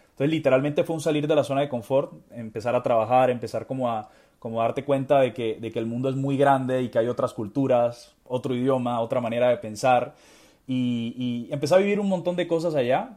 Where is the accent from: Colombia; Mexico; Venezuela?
Colombia; Barranquilla, Atlántico; soy colombiano, soy de Barranquilla